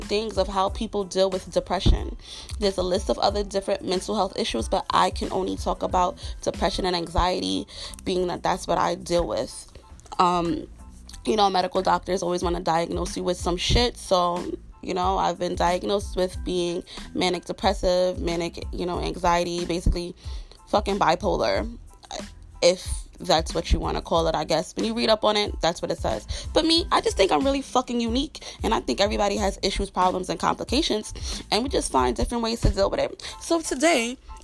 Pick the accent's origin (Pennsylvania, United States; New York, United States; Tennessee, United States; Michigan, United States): New York, United States; New York City; I'm a black chick growing up in Brooklyn.